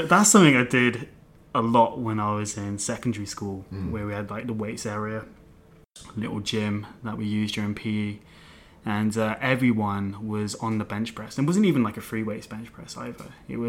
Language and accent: English; Melksham, South West England, United Kingdom; There was a gym in my hometown. I grew up in a little town called Melksham, which is in Wiltshire.